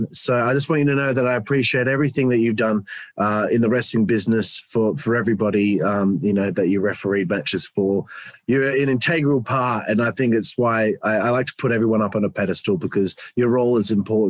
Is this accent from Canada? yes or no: no; Perth, Western Australia, Australia; I'm from Australia. I live in the most isolated city in the world.